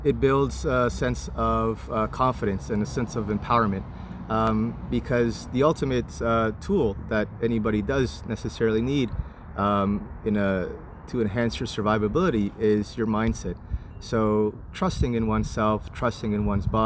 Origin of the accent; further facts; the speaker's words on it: Canada; also born or lived in Santiago, Chile; I was born in Santiago, Chile, and I immigrated here to Canada when I was 8 years old